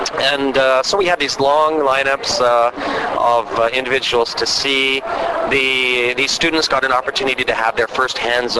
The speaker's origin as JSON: {"language": "English", "region": "Western Canada", "country": "Canada", "said": "I am from Canada, from Western Canada."}